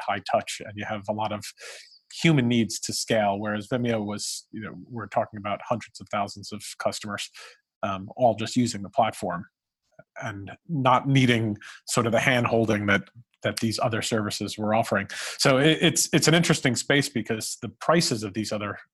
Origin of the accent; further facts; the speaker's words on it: New York City, New York, United States; I've lived in New York, I grew up in Brooklyn